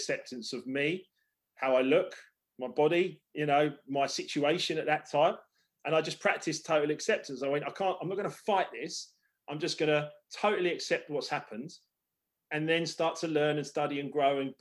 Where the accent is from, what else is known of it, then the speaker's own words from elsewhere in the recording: Hampton Hill, London, United Kingdom; also born or lived in Esher, Surrey; where I grew up in Hampton Hill